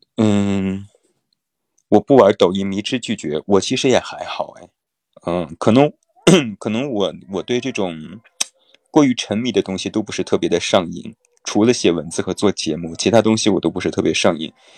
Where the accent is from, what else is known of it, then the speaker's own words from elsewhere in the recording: Taiyuan, Shanxi, China; accent: Taiyuan Mandarin; moved away; 如果我要回到家乡，回到太原的话，我的太原普通话的味道也是非常强烈的